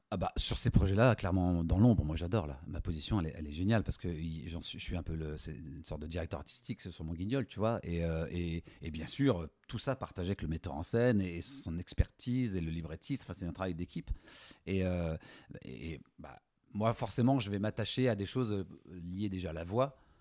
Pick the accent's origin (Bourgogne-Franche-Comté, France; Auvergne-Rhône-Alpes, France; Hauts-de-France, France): Auvergne-Rhône-Alpes, France; Lyon; de cœur, je suis lyonnais